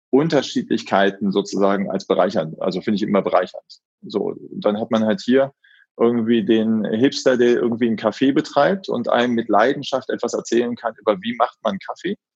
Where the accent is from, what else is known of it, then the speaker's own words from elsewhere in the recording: Solingen, North Rhine-Westphalia, Germany; also born or lived in Frankfurt; Ich komme ganz gebürtig aus Solingen, mhm. also die mhm. Messerstadt.